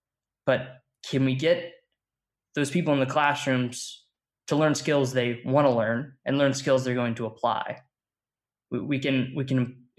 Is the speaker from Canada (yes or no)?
no; Caracas, Capital District, Venezuela; born there; I was born in Caracas, Venezuela.